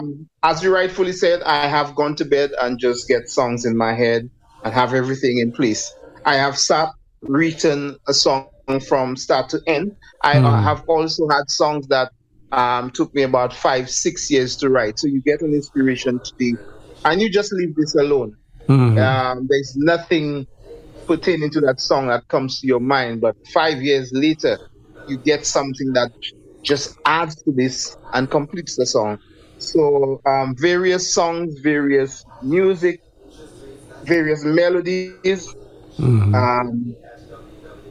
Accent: St. Lucia; I'm from the beautiful island of St. Lucia. Yeah. I'm actually from Labri

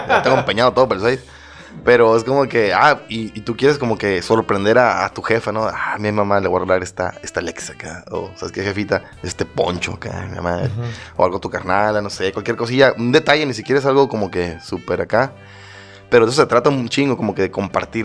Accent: Mexico City, Mexico; somos chilangos

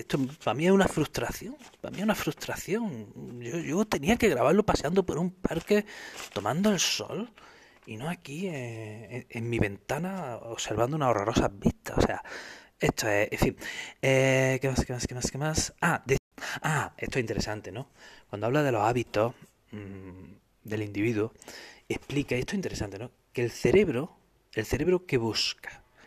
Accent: Spain; los españoles

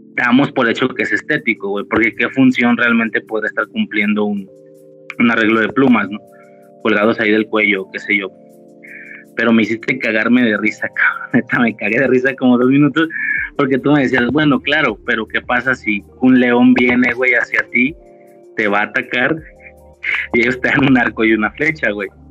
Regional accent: Guadalajara, Jalisco, Mexico; Vivo en Guadalajara, ahorita no, estoy, estoy como que a las afueras, pero bueno, crecí de mi vida en Guadalajara

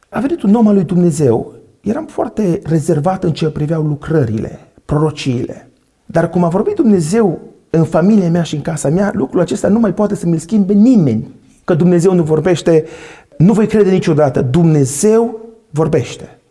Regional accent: Săcălaz, Timiș County, Romania; moved away as an adult; now in Timișoara, Romania; eu mă vin din Săcălaz, acum locuiesc la Timișoara, din o familie, așa cum am spus, de șase

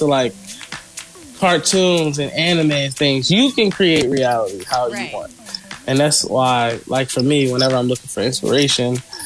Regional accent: United States; me being from America and I'm speaking English

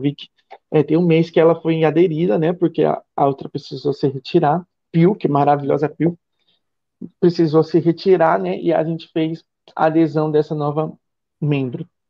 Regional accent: São Paulo, Brazil; moved away as an adult; now in Ilhéus, Brazil; eu sou de São Paulo, fui para São Paulo

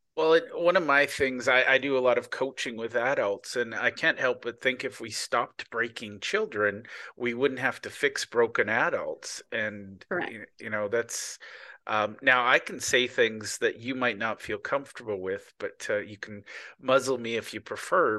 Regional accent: Canada; I'm Canadian, not American

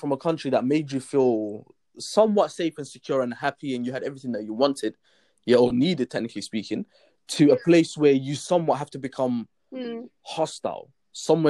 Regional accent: England, United Kingdom; I'm from England

